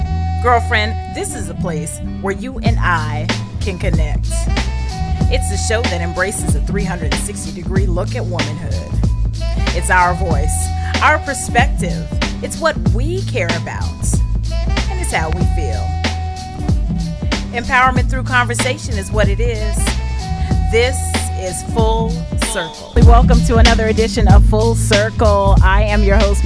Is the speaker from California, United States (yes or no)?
yes; Sacramento, California, United States; I was born and raised in Meadowview, South Sac